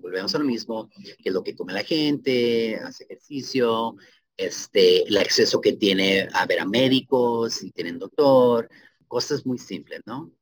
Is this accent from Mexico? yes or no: yes; Ciudad Juárez, Chihuahua, Mexico; now in Seattle, United States; para mi tierra natal, Ciudad Juárez